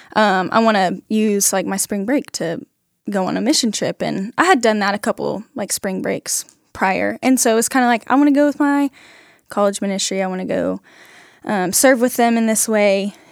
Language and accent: English; Huffman, Texas, United States; now in Nacogdoches, United States; I'm from Huffman, Texas